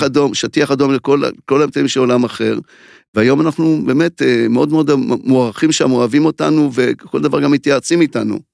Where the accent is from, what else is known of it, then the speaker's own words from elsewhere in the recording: Mishmar HaNegev, Southern District, Israel; אני קיבוצניק ממשמר הנגב